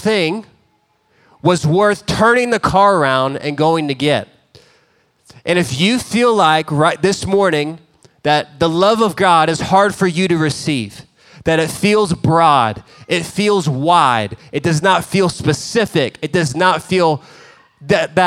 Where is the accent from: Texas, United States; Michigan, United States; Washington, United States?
Texas, United States; Dallas; We grew up in Dallas